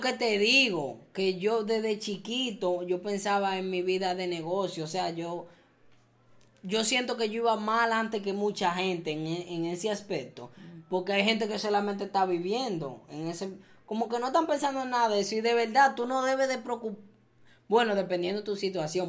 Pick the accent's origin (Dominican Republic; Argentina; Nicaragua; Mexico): Dominican Republic; yo siento que yo pertenezco allá